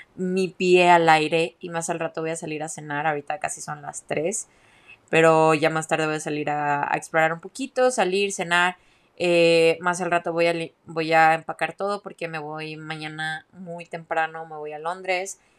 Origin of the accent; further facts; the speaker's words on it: Mexico; moved away; also born or lived in Guadalajara; soy mexicana